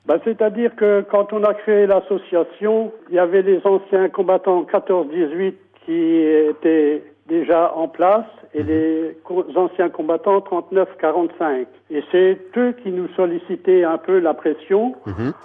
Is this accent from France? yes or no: yes; Madré, Pays de la Loire, France; moved away as an adult; now in Charchigné, France; J'étais de Madrid.